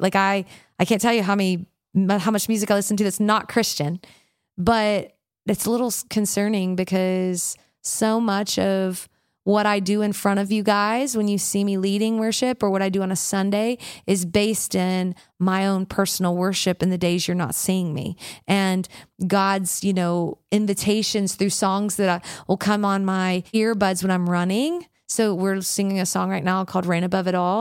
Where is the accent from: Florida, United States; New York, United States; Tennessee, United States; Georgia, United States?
Tennessee, United States; Memphis; I grew up in the South, in the deep South, in Memphis, Tennessee